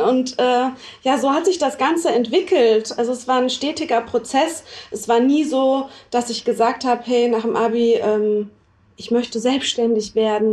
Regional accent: Freiburg, Baden-Württemberg, Germany; moved away as an adult; also born or lived in New York; now in Düsseldorf, Germany; ich komme gebürtig aus Freiburg

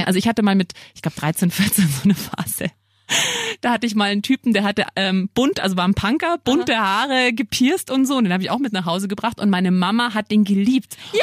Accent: Lower Bavaria, Germany; now in Munich, Germany; Ich komme ja nicht aus München, sondern eben aus Niederbayern

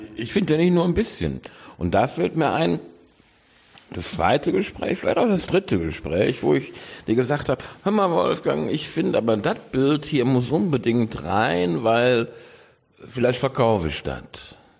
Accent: Rhineland-Palatinate, Germany; now in Cologne, Germany; ich bin ja eigentlich Pfälzer

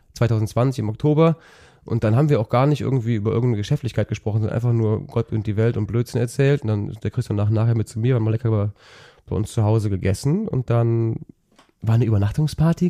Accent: Engelskirchen, North Rhine-Westphalia, Germany; das oberbergische Land in meiner Heimat ich komme aus Engelskirchen

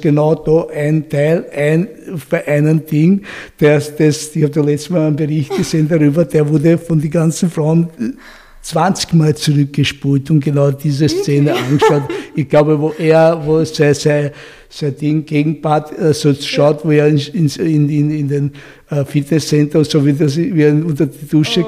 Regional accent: Austria; ich bin nicht in Österreich geboren, aber ich bin hier aufgewachsen

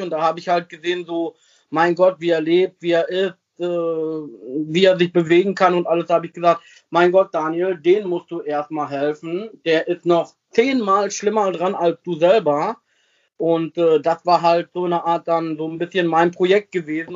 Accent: Sassenberg, North Rhine-Westphalia, Germany; also born or lived in Versmold / Bremen; geboren bin ich in Versmold, das ist äh, so eine kleine Nebenstadt, weil Sassenberg hat ja kein Krankenhaus gehabt und äh, ja, ich bin da aufgewachsen, also seit 36 Jahren lebe ich hier

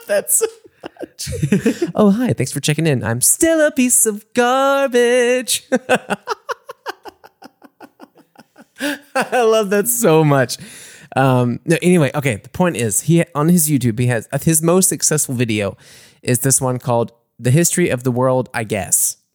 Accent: Mississippi, United States; now in Munich, Germany; my hometown

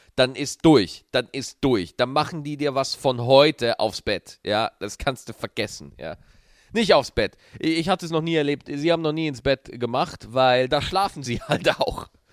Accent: Schwarzach, Bavaria, Germany; moved away; als ich noch in Schwarzach gelebt habe. Das ist äh, der kleine Ort, äh, wo ich aufgewachsen bin

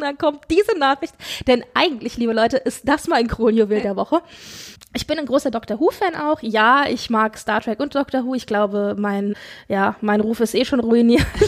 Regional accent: Frankfurt, Hesse, Germany; wir kommen beide aus der Frankfurter Region, beziehungsweise Frankfurt

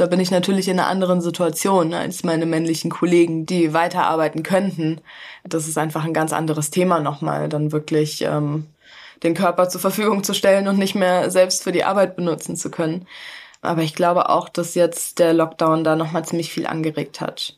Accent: Hesse, Germany; ich komme aus Hessen

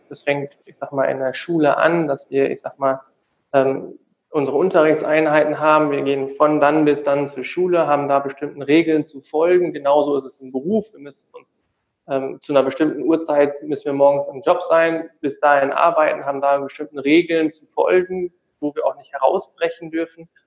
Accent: Tecklenburg, North Rhine-Westphalia, Germany; ich komme gebürtig aus Tecklenburg, also so ein kleiner Ort zwischen Münster und und Osnabrück in Nordrhein-Westfalen.

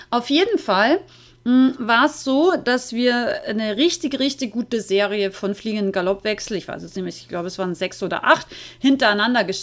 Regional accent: Austria; ich bin ja aus Österreich eigentlich

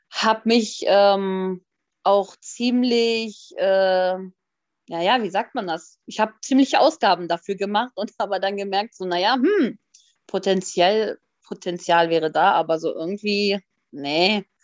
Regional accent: Hanover, Lower Saxony, Germany; und ich komme aus Hannover.

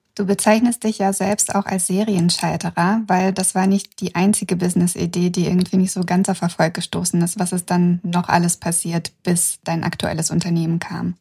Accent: Kazakhstan; now in Germany; damit gehöre ich zu den nur vier Prozent der Aussiedlerinnen aus Kasachstan, die in Deutschland leben und selbstständig sind

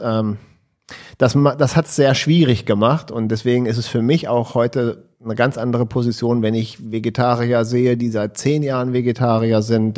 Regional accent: Hanover, Lower Saxony, Germany; als Hannoveraner

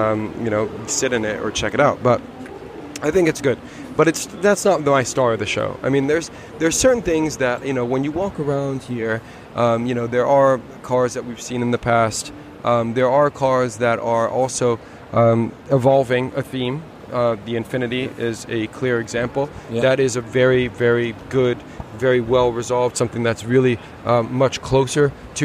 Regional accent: United States; moved away; I grew up in the States

